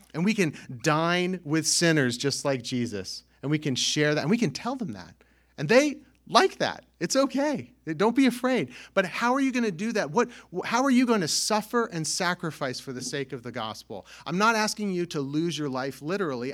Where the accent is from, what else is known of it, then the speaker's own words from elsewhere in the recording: California, United States; now in Northeast United States; I grew up in California